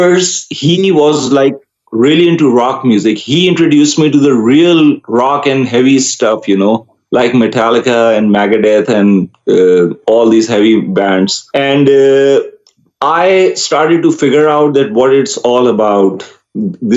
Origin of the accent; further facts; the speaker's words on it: Karachi, Sindh, Pakistan; first language Urdu; English is a second language; I grew up, I was born in Karachi, Pakistan.